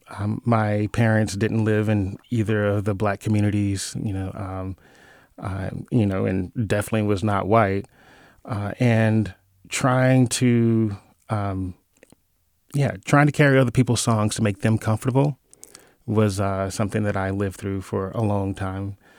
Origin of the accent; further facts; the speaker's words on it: Mississippi, United States; moved away as an adult; now in California, United States; I'm from Mississippi, grew up in a small town